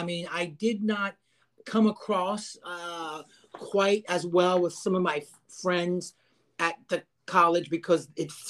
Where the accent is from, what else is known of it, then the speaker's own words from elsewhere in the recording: Stephens City, Virginia, United States; I'm from Stephen City, 2 exits away.